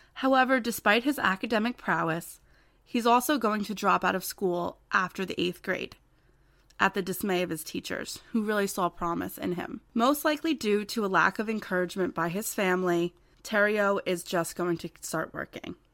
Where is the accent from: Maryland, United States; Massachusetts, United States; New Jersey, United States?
New Jersey, United States; I'm from New Jersey